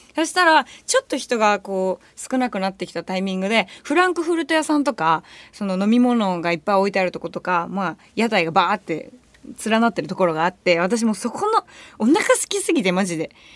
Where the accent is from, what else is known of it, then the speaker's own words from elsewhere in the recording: Tokyo, Japan; 私、下町出身だから